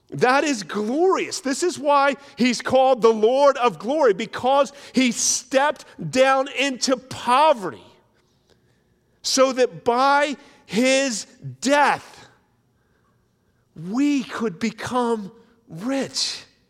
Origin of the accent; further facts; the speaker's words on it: New Jersey, United States; where I grew up in South Jersey was, it was pretty rural